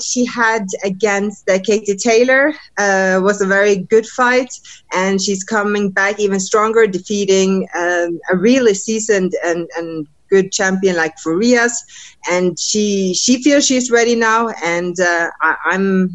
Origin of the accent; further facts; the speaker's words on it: Norway; also born or lived in United States; traveling back and forth from my camp here in the States to Norway, my home country